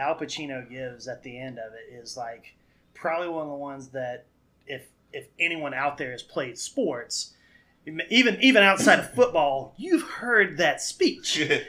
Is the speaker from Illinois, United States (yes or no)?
no; Danville, Virginia, United States; It's my neck of the woods. It's where I grew up.